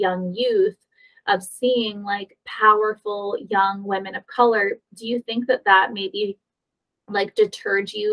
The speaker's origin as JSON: {"language": "English", "country": "United States", "said": "as an American white girl"}